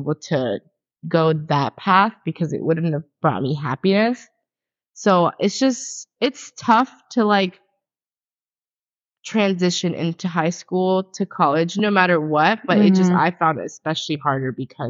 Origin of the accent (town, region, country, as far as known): Pompano Beach, Florida, United States; born or raised there